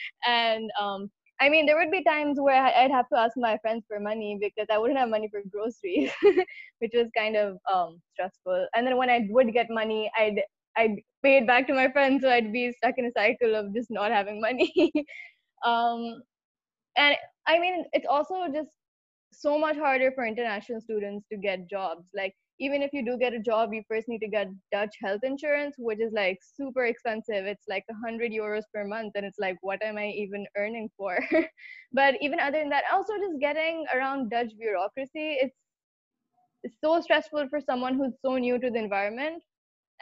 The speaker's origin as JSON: {"language": "English", "country": "Pakistan", "moved": "yes", "said": "I'm from Pakistan"}